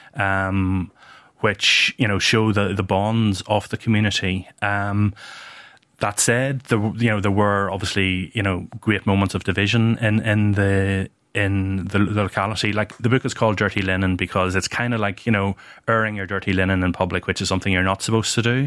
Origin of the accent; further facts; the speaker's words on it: Banbridge, Northern Ireland, United Kingdom; my hometown of, my birthplace of, of Ban Bridge